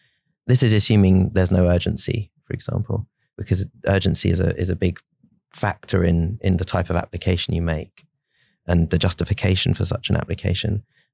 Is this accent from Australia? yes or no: no; England, United Kingdom; as English lawyers, we obsess probably about our own, the weapons of the English courts.